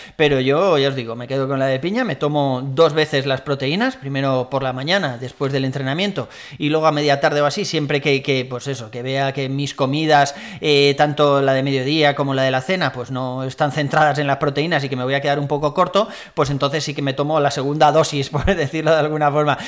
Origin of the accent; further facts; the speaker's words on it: Valencia, Valencian Community, Spain; moved away as an adult; now in Madrid, Spain; soy de Valencia, pero vivo en Madrid desde hace unos años